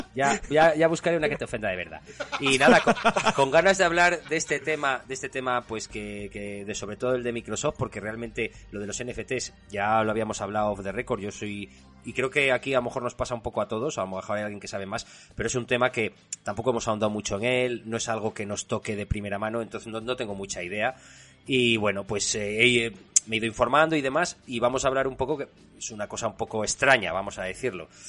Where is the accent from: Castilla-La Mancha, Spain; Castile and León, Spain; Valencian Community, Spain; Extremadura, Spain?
Castile and León, Spain; San Justo de la Vega; el tuerto pasa por San Justo, que es el río que pasa por mi pueblo